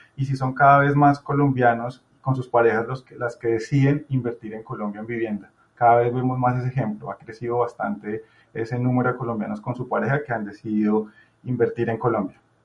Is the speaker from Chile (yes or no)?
yes; Chile; yo soy chileno